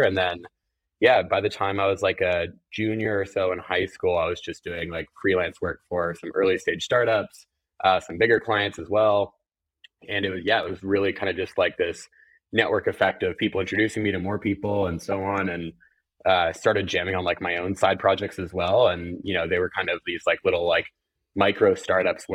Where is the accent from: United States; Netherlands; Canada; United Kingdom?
United States; California; moved away as an adult; also born or lived in Ohio; now in New York, United States; I grew up in California, actually, not too, not too far from where you are in LA.